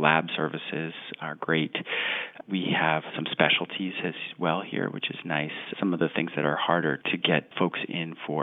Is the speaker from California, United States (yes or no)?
no; Long Island, New York, United States; now in Boston, United States; I grew up fishing in Long Island, New York.